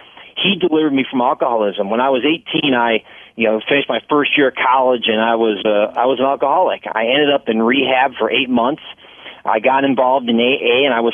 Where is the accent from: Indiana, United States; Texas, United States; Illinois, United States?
Illinois, United States; Palatine; I grew up in the Chicago suburbs out in Palatine